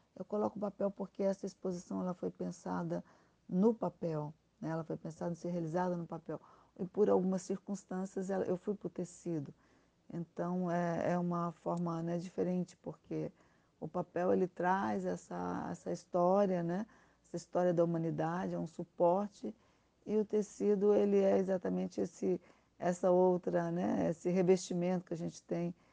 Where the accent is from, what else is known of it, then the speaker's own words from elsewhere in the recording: Brazil; moved away; also born or lived in Spain; eu me senti muito mais brasileira e compreendi também, é, a partir do momento que eu retornei ao Brasil, que eu sou espanhola